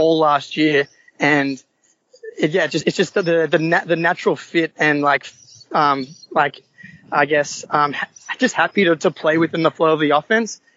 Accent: Sydney, New South Wales, Australia; I'm from Sydney, Australia.

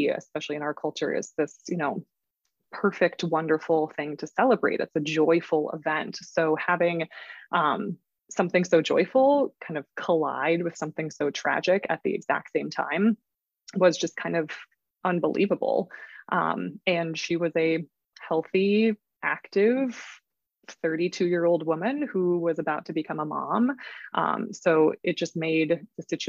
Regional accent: Minneapolis, Minnesota, United States; I am from Minneapolis, Minnesota in the United States.

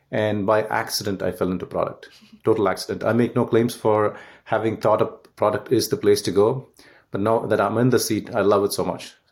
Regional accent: Canada; I'm Canadian right now the Canada, US, UK, and India.

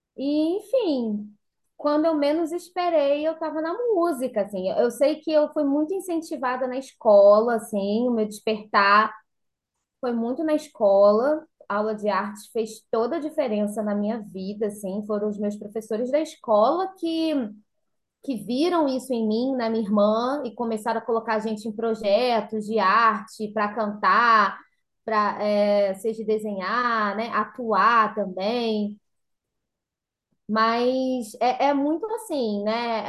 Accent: São Pedro da Aldeia, Rio de Janeiro, Brazil; moved away as an adult; also born or lived in São José dos Campos; now in São Pedro da Aldeia, Brazil; eu e minha irmã somos nascidas aqui em São Pedro da Aldeia, né? E criadas, somos nascidas e criadas

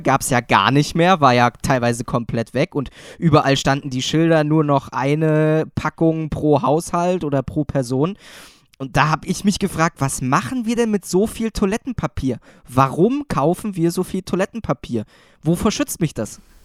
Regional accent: Thuringia, Germany; moved away; also born or lived in Saxony; ich komme ja jetzt ursprünglich aus Thüringen

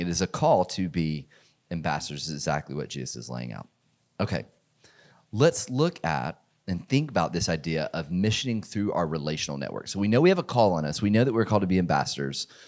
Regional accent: Georgia, United States; a small church in the community that I grew up in in Georgia

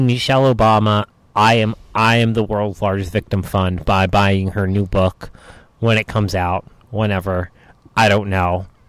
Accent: New Hampshire, United States; also born or lived in Boston; I grew up in New Hampshire.

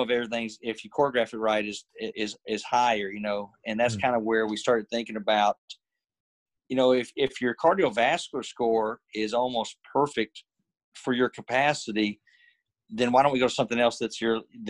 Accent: Alabama, United States; I'm from Alabama

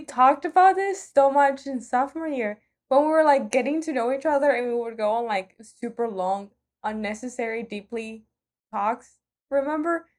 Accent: Nicaragua; moved away as an adult; just arrived from Nicaragua

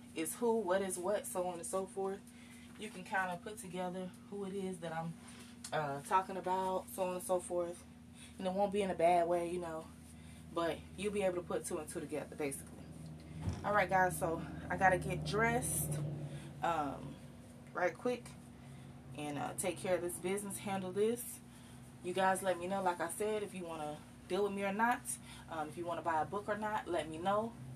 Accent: Live Oak, Florida, United States; my hometown of Live Oak, Florida.

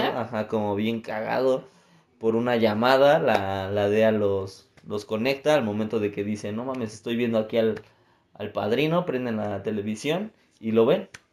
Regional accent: Mexico; a nosotros como mexicanos

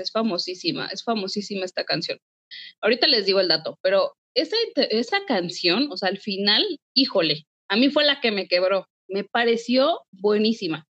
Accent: Mexico; como mexicanos

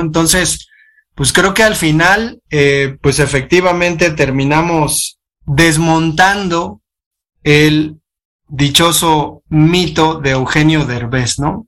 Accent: Mexico; nosotros como mexicanos

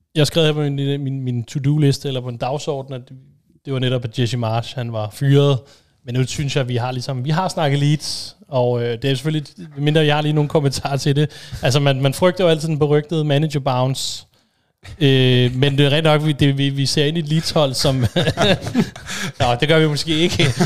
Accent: Denmark; som dansker

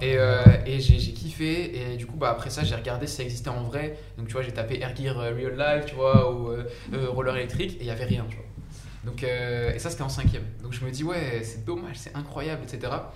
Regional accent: Saint-Denis, Île-de-France, France; also born or lived in Compiègne; mais de base je viens de Saint-Denis. Donc à 93, j'ai grandi à Saint-Denis, j'ai vécu presque toute ma vie là-bas

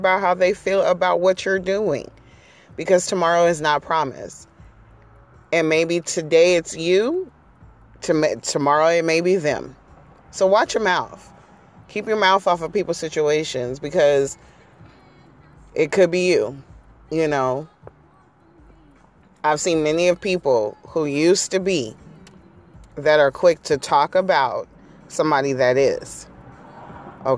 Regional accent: San Diego, California, United States; I'm from San Diego

